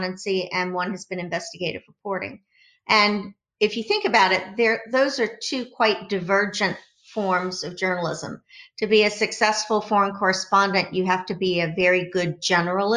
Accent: United States; I'm from the United States

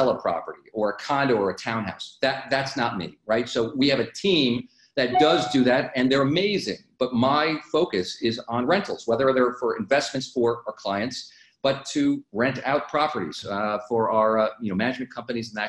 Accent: Minnesota, United States; I'm originally from Minnesota

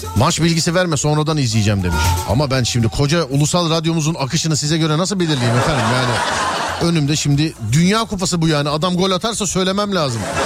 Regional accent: Istanbul, Turkey; Ben Şişliliyim. Ben Şişliliyim.

